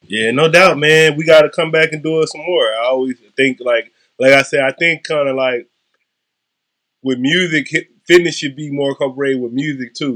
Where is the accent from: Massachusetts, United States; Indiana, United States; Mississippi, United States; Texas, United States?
Mississippi, United States; now in California, United States; I'm from Mississippi